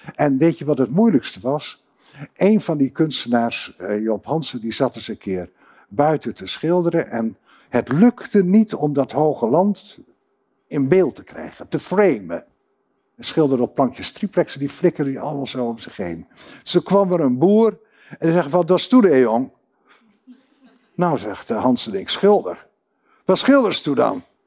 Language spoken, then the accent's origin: Dutch; Groningen, Netherlands; ik kom uh, reusachtig uit Groningen en daar ben ik ook heel trots op